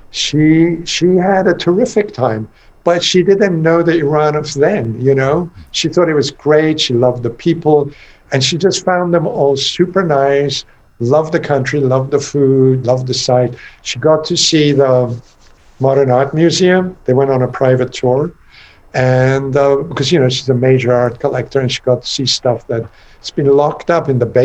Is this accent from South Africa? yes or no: no; England, United Kingdom; now in United States; I grew up in England and went to school there and then college in America and then later life in America